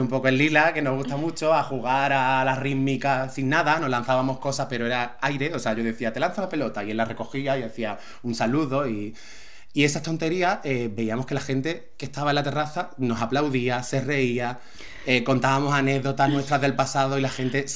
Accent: Algeciras, Andalusia, Spain; now in Málaga, Spain; Yo nací en Algeciras y nací en la Cruz Roja

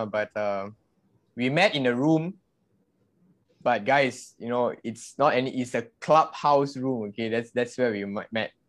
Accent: Seremban, Negeri Sembilan, Malaysia; now in Subang Jaya, Malaysia; I grew up and born and raised in Seremban, but I'm currently based in uh, Subang.

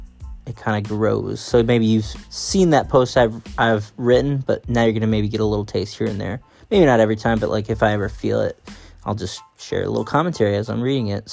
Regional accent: Syracuse, New York, United States; now in West Coast, United States; so I'm originally from Syracuse, New York, for anyone who doesn't know. And I'm now living out on the West Coast

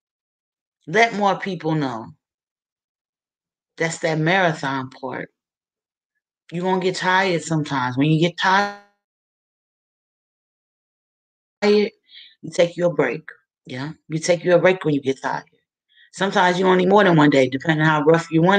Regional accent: Wilmington, Delaware, United States; my hometown of Wilmington, Delaware

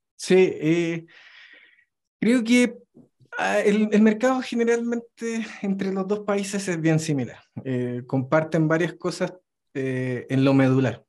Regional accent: Chile; moved away as an adult; now in Mexico City, Mexico; estoy viviendo actualmente en Ciudad de México, pero vengo de Chile

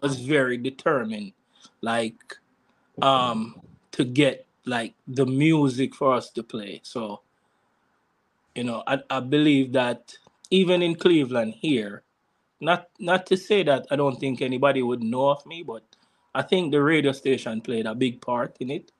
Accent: Jamaica; now in United States; growing up in Jamaica

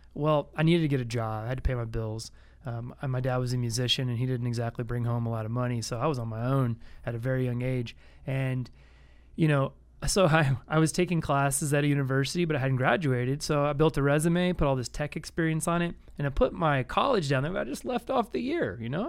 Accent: Austin, Texas, United States; growing up as a kid in Austin, you know, in the, uh, early eighties

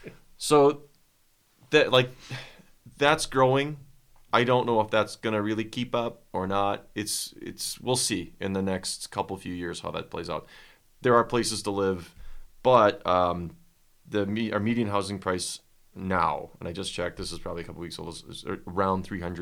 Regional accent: Midwest, United States; I'm from the Midwest.

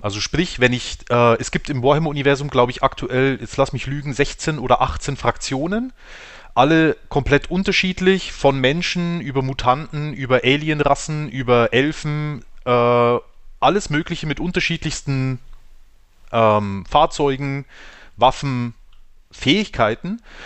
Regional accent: Weiden, Bavaria, Germany; Wie äh, die meisten von uns auch aus Weiden

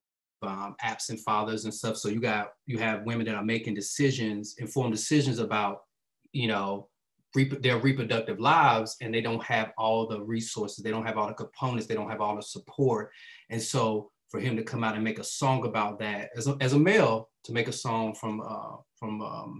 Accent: East Coast, United States; I was definitely from the East Coast

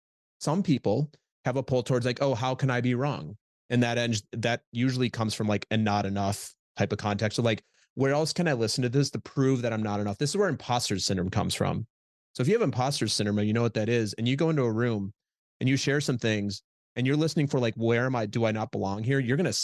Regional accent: Midwest, United States; The context I grew up with in Midwest, just the way I grew up, is we're humble.

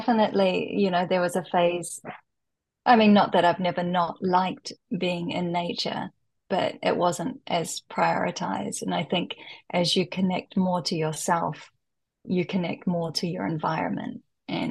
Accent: New Zealand; moved away as an adult; now in Japan; growing up in New Zealand, though, it's a very outdoorsy culture and you're constantly at the beach

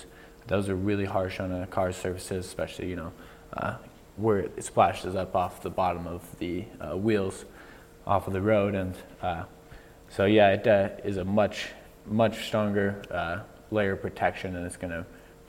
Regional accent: Billings, Montana, United States; also born or lived in Rapid City, South Dakota; I'm actually from Billings, born and raised here

